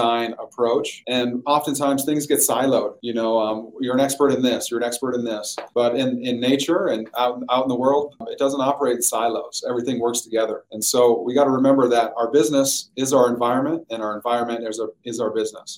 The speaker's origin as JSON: {"language": "English", "town": "Williston", "region": "North Dakota", "country": "United States", "tie": "born or raised there", "said": "I'm from Northwest North Dakota originally"}